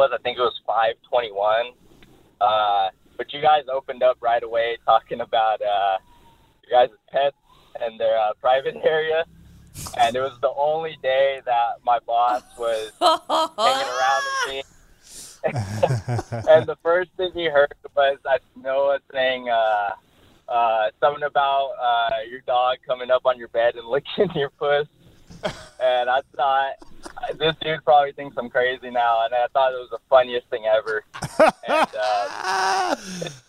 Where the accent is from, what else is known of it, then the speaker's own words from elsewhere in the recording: San Jose, California, United States; I'm from San Jose, California